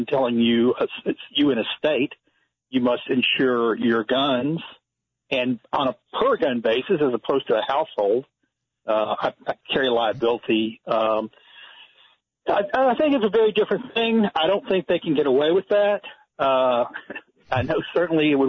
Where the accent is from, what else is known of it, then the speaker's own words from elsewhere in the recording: Texas, United States; my home state